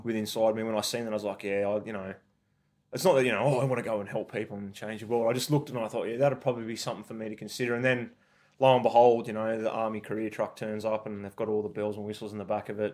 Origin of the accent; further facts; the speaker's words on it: Forbes, New South Wales, Australia; I grew up in Forbes and country in New South Wales